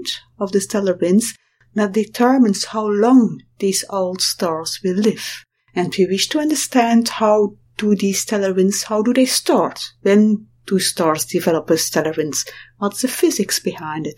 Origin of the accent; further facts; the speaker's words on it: Belgium; I'm from Belgium